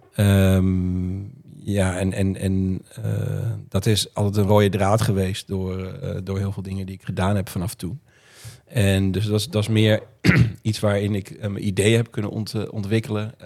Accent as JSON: {"language": "Dutch", "town": "Roden", "region": "Drenthe", "country": "Netherlands", "tie": "born or raised there", "also_born_or_lived": "Groningen", "moved": "yes", "lives_now": "Friesland, Netherlands", "said": "ik ben opgegroeid in Noord-Drenthe, Rode"}